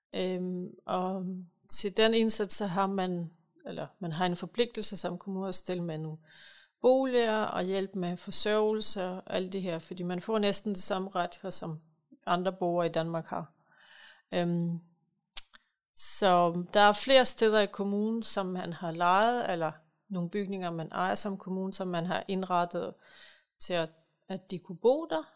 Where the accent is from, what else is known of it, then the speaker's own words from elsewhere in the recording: Ukraine; now in Holbæk, Denmark; jeg kommer selv fra Ukraine